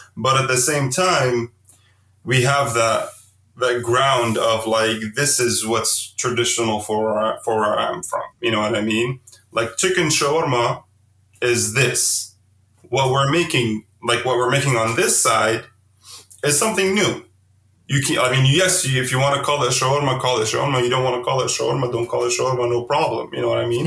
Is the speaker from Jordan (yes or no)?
yes; Amman, Amman Governorate, Jordan; moved away as an adult; now in Bay Area, United States; growing up in, in, in Amman, Jordan